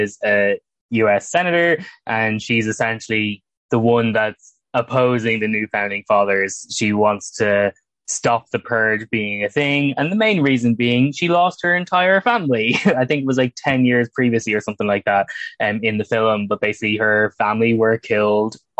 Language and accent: English; Ireland; as someone from Ireland